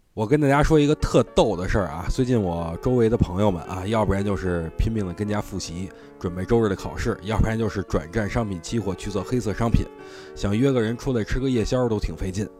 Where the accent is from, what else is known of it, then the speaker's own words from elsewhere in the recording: northern China, China; 我是北方人，我就喜欢直来直去